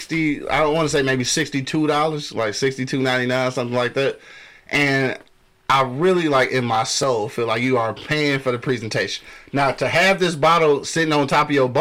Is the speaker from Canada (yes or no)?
no; Michigan, United States; I'm from Michigan